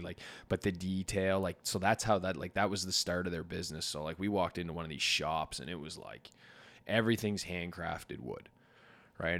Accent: Canada; we're from Canada

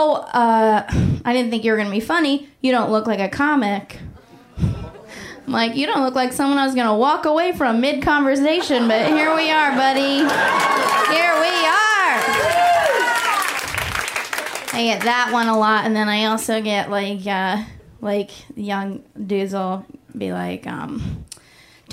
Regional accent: Oakland, California, United States; moved away; last time I was home, I'm from Oakland, California

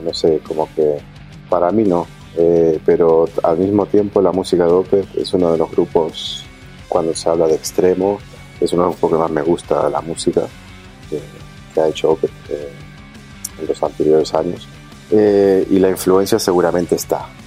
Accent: Montevideo, Uruguay; moved away; also born or lived in Buenos Aires, Argentina; Piedras Blancas es el barrio donde crecieron mis padres, eh, el barrio donde me crié yo, como te digo, de los 10 hasta los 17 estuve viviendo ahí

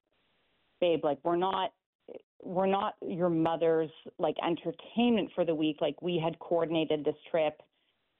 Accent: Canada; I'm from Canada

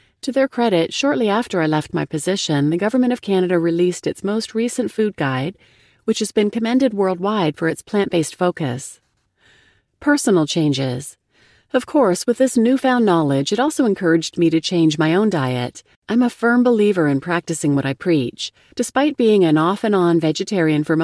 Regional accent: Turkey; moved away; I also spend a lot of time in my home country of Turkey

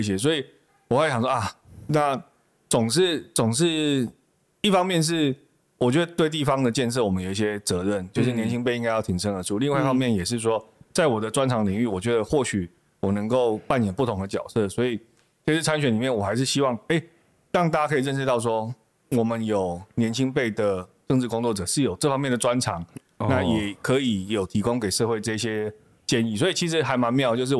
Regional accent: Yunlin County, Taiwan; 不是我是云林人

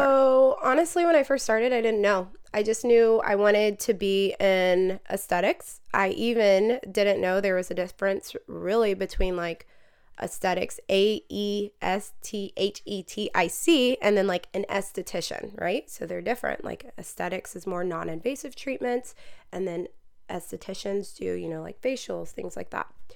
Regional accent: Marietta, Georgia, United States; I'm from Marietta, Georgia.

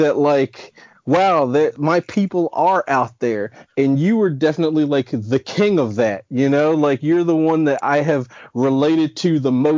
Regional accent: Silver Spring, Maryland, United States; I'm from Silver Spring, Maryland, right outside of DC

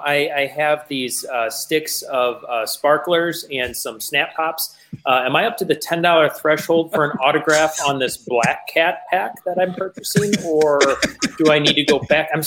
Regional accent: Southern Iowa, United States; I'm from Southern Iowa, though, right on the Missouri border.

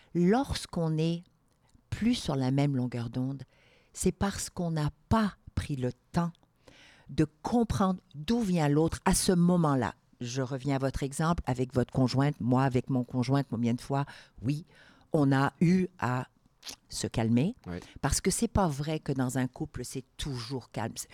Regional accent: Algeria; also born or lived in Morocco; now in Quebec, Canada; je suis née au Maroc, j'ai grandi en Algérie

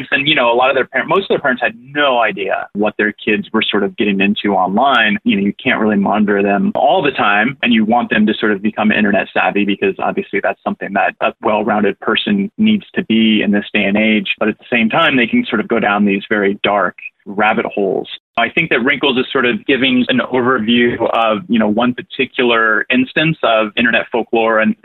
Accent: Fort Myers, Florida, United States; I'm actually from Fort Myers. I was raised there.

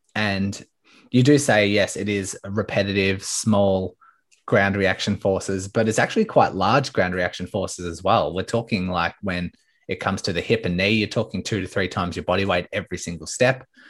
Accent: Melbourne, Victoria, Australia; So I'm from Melbourne, Australia

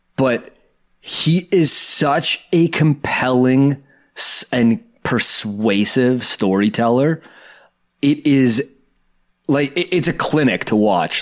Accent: Canada; a Canadian kid growing up watching Dragon's Den

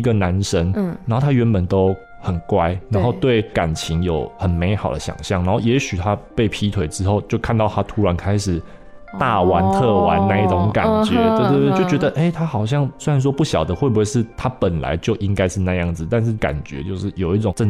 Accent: Changhua County, Taiwan; also born or lived in Taichung; 对因为其实我我是彰化人嘛，然后我十八岁后就到台中的东海大学，对，我研究所也是在那边读的

